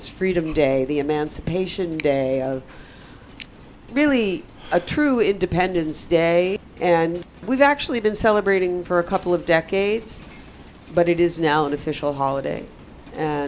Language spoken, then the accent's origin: English; United States; I am an American